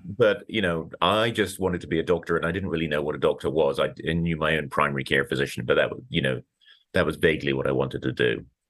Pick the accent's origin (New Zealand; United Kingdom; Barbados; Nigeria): United Kingdom; moved away as an adult; now in Colorado, United States; I grew up in Britain